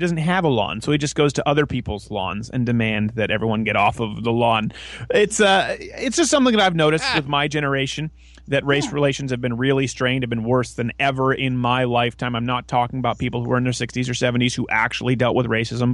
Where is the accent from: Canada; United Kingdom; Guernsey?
Canada; Quebec; also born or lived in Michigan; now in United States; being raised in French Canada, where I wasn't allowed to go to English schools